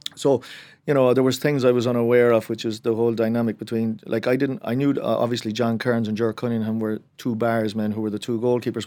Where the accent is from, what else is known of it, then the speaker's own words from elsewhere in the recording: Cork, Munster, Ireland; I am from Cork